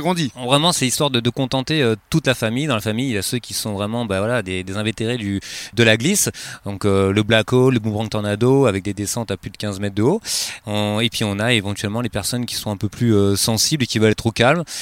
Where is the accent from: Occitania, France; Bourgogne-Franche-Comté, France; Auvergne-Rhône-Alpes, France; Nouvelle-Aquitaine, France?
Occitania, France; Montpellier area; moved away as an adult; now in Arcachon Basin, France; je viens de, de la région de Montpellier.